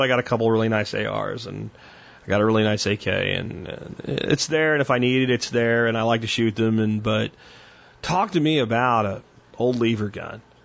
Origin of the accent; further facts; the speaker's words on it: Jacksonville, Florida, United States; I grew up in Jacksonville